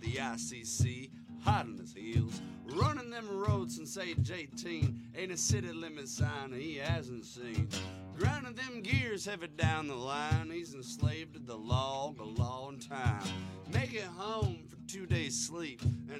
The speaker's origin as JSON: {"language": "English", "town": "Kent City", "region": "Michigan", "country": "United States", "tie": "born or raised there", "said": "We met in the middle of the state. Yeah. Rob and I actually have known each other since kindergarten, first grade. Little town north of Grand Rapids called Kent City, Michigan."}